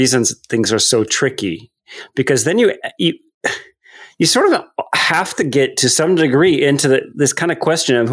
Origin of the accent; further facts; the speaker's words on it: Canada; also born or lived in United States; I'm a Canadian